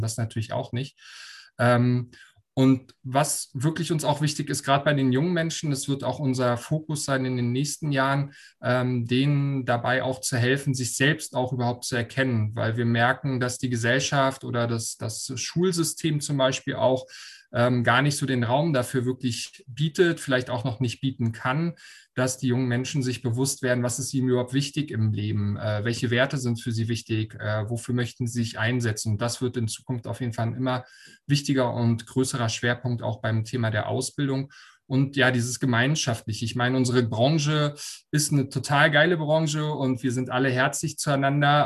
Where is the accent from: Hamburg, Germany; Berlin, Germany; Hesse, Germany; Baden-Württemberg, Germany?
Berlin, Germany; komme gebürtig aus Berlin